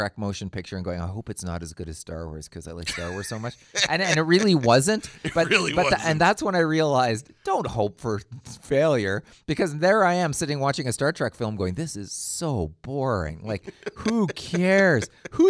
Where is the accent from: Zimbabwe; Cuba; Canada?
Canada; And I'm Canadian, so yeah, yeah, okay. I go default. Default is Jean Chrétien accent every time you see.